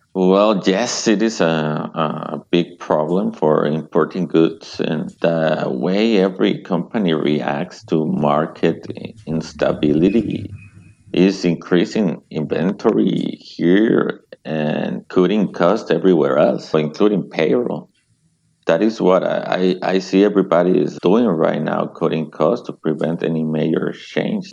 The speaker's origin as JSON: {"language": "English", "country": "Mexico", "tie": "born or raised there", "also_born_or_lived": "Seattle, United States", "second_language": "English", "moved": "as an adult", "lives_now": "United States", "said": "I was born in Mexico, but very close to the US Mexico border."}